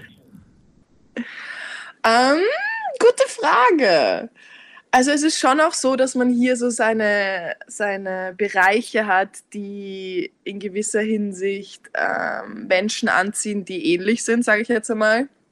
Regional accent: Vienna, Austria; also born or lived in Lower Austria; ich bin in Niederösterreich geboren, aber bin seit ich fünf bin in Wien.

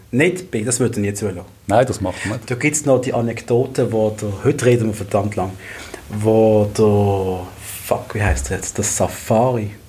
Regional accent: Basel, Basel-Stadt, Switzerland; ich, ich, bin, ich bin ein Basler, ich sage Bua.

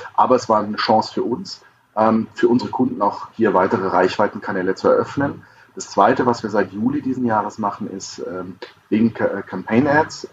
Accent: Lower Bavaria, Germany; also born or lived in Cologne; ich bin Niederbayer

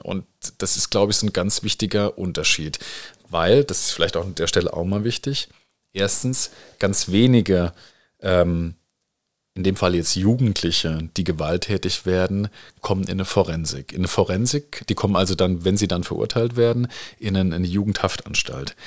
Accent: Rhineland-Palatinate, Germany; jetzt als Pfälzer, äh, und Rheinland-Pfälzer

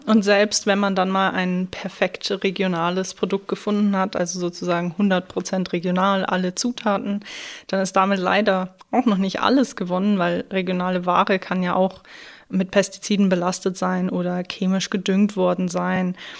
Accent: Schrobenhausen, Bavaria, Germany; ich komme ja aus der Spargelstadt Schrobenhausen

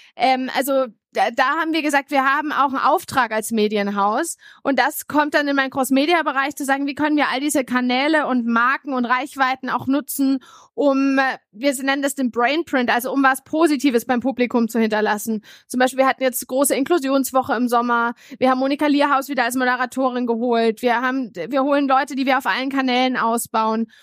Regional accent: Bamberg, Bavaria, Germany; bin aufgewachsen in Bamberg, mittelständische Familie

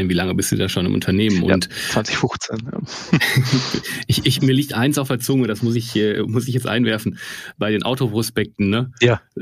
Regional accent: North Rhine-Westphalia, Germany; ich bin aus dem Ruhrgebiet und D&W ist irgendwie ein paar Kilometer von hier

